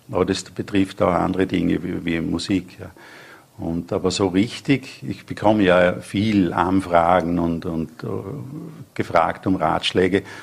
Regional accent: Feldkirch, Vorarlberg, Austria; moved away; Ja, Feldkirch ist mein Heimatort. Ja, da lebt auch meine, meine Brüder.

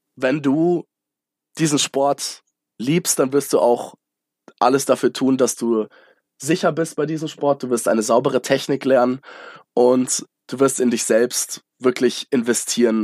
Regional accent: Munich, Bavaria, Germany; also born or lived in United States; als äh, gebürtiger Münchner

